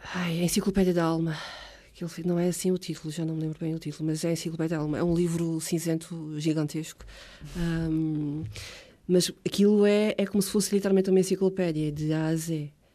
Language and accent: Portuguese; Ponta Delgada, Azores, Portugal; first language Portuguese; also born or lived in Água de Pau; Saí de Água de Pau para aí com 3 anitos. E desde então vivo uh, na mesma casa, em São Vicente Ferreira.